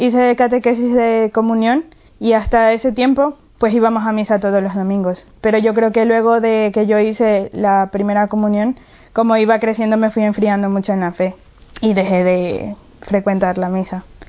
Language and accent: Spanish; Ecuador; soy de Ecuador